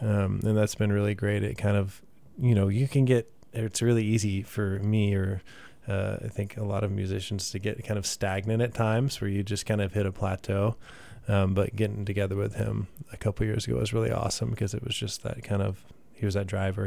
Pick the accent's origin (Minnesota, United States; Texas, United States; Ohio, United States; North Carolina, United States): Texas, United States; Katy; also born or lived in Midland, Texas / San Marcos, Texas / San Antonio, Texas; now in Austin, United States; I uh, moved to Katy and spent most of my life there, honestly, until I was 18